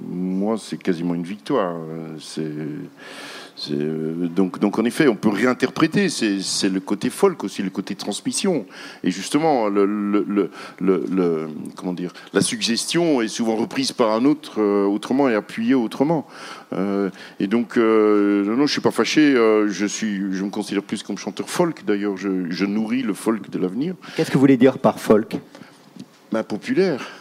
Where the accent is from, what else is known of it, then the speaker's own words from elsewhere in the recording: Quebec, Canada; Nous, les amis du Verbe, nous, nous on vient de, du Québec et on a trois versions de, de j'allais dire de ….